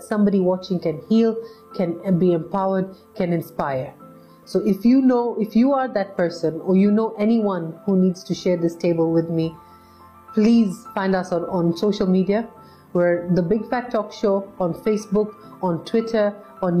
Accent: Nairobi, Kenya; I'm born and raised in Nairobi

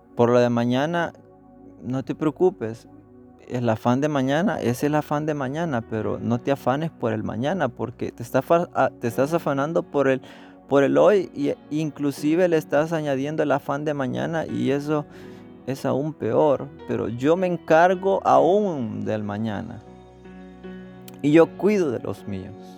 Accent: El Salvador; accent: Salvadoran; moved away; hablando en, nuestro acento salvadoreño

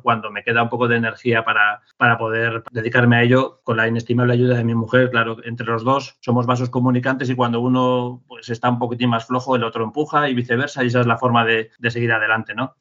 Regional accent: Madrid, Community of Madrid, Spain; also born or lived in Asturias; vivo, vivo en Madrid, nací en Madrid también

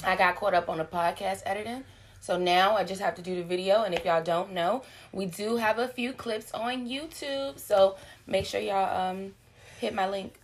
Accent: Virginia, United States; we're from Virginia

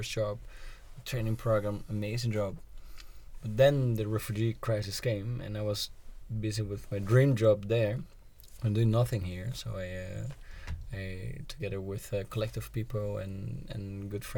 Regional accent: Brazil; now in Netherlands; I was born in Brazil. Coffee is really in the culture.

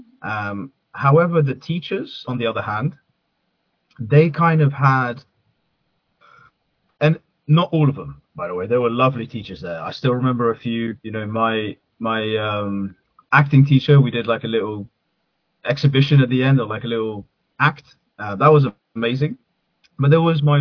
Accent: Netherlands; English is a second language; now in Bournemouth, United Kingdom; growing up in Holland as a Middle Easterner

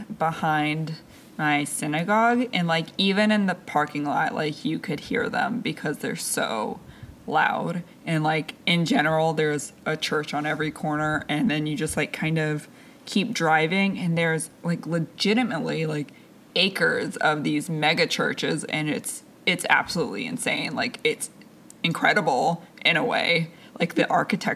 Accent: the land of Billy Graham, near PTL, North Carolina, United States; I grew up in the land of Billy Graham and near PTL run by Jim and Tammy Faye Baker.

